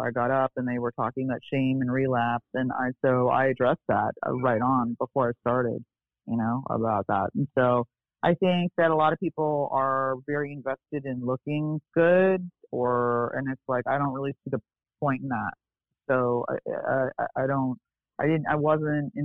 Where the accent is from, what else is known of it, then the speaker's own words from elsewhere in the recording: Beverly Hills, California, United States; also born or lived in Bel Air; I grew up in Beverly Hills